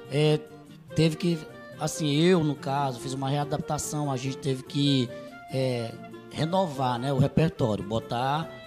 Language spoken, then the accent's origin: Portuguese; São Luís, Maranhão, Brazil; Eles, lá no nosso bairro, lá em São Luís, no bairro do Anil, a gente sempre teve aquela grada